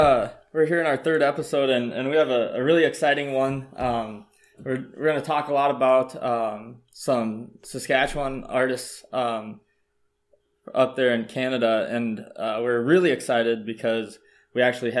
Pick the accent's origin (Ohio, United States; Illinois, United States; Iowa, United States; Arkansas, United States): Iowa, United States; your co-host with Garrett. I am from Iowa.